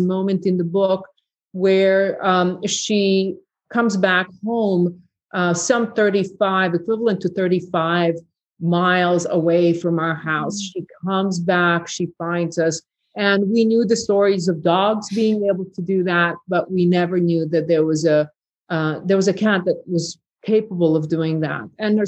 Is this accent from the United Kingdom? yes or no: no; Bihać, Federation of Bosnia and Herzegovina, Bosnia & Herzegovina; English is a second language; there were conversations that my hometown of Bihać was the next safe area that would do the same. And once we in Bihać Pocket realized that genocide occurred in Srebrenica